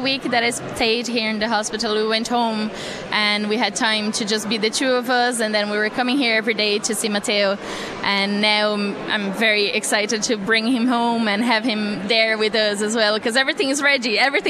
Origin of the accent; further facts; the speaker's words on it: Brazil; also born or lived in Kilkenny, Ireland; now in Callan, Ireland; I'm from Brazil.